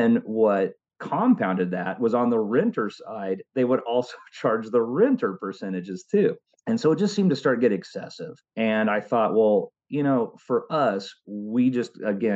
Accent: Oklahoma, United States; also born or lived in California; growing up in Oklahoma with my stepfather's family

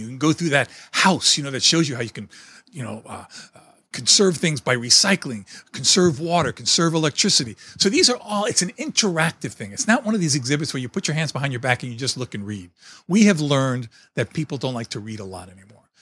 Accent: New York City, New York, United States; moved away; I was born and raised in New York City in a small apartment

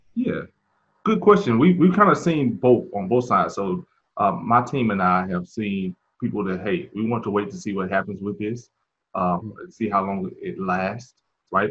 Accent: Mississippi, United States; now in Charlotte, United States; I'm originally from uh, Mississippi, uh, mm so uh, came to Charlotte um, several years back

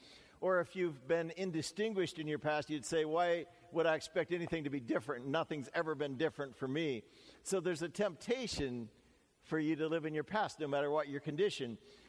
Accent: Canada; even though I'm Canadian, America is really the world's only great superpower.

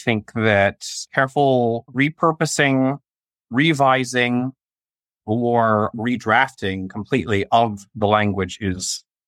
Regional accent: Raleigh, North Carolina, United States; Raleigh, North Carolina. But my family lives in Michigan.

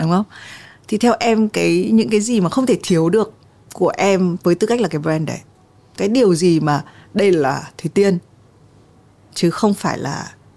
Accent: Vietnam; mình đến từ Việt Nam

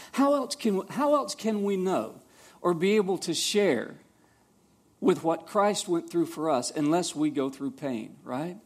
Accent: Savannah, Georgia, United States; I grew up in Savannah, Georgia

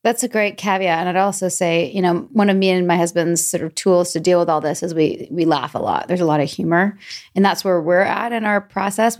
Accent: Vancouver, British Columbia, Canada; now in Atlanta, United States; Born and raised in Vancouver

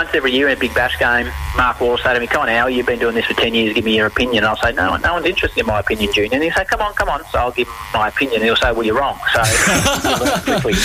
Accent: Australia; growing up in Australia

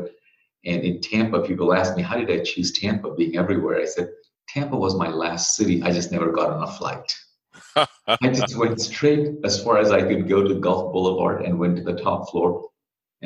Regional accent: Bangladesh; moved away as an adult; now in United States; I'm originally from Bangladesh. I came here to go to school

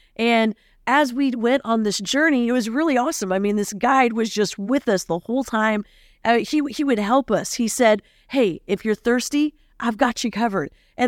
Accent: Philippines; I'll be your host for today. Growing up in the Philippines, I went to an international school.

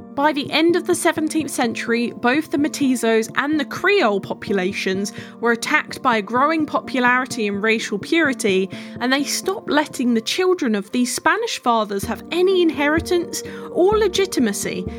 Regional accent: England, United Kingdom; I am from England.

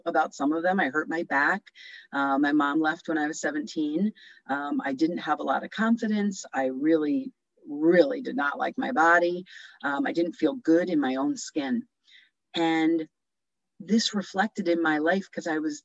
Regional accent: New Jersey, United States; moved away; from New Jersey

